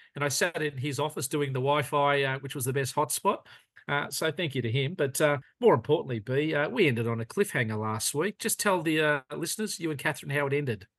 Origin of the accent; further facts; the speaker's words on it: Australia; growing up in Australia